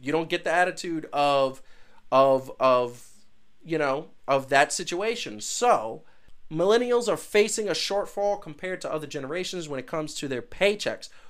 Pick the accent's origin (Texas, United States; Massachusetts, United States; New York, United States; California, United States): New York, United States; New York City; I come from Brooklyn and Queens